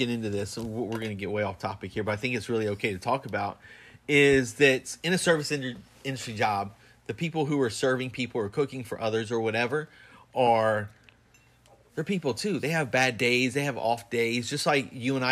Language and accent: English; the South, United States; growing up in the South